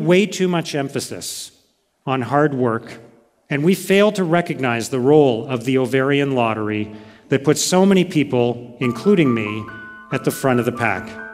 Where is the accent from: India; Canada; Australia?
Canada; born in Canada, as I was